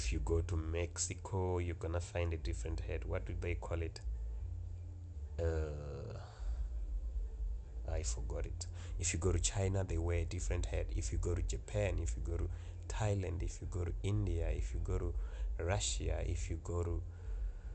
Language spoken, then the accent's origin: English; South Africa; I'm from South Africa.